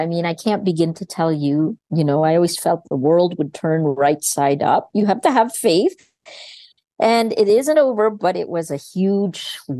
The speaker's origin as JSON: {"language": "English", "country": "United States", "tie": "born or raised there", "said": "I think it was more that I, despite the fact that I grew up in America, I went to public school and then went on to Princeton, I never felt completely American."}